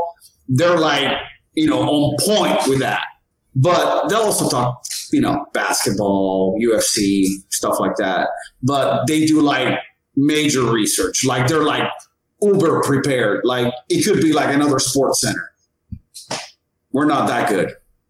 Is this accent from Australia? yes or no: no; Jamaica; I'm Jamaican, so I gotta keep the lights on.